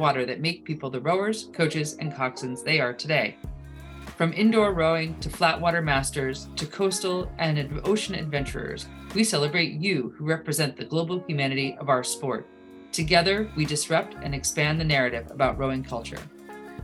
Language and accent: English; Oak Ridge, United States; Oak Ridge, which happens to be my hometown and my home boathouse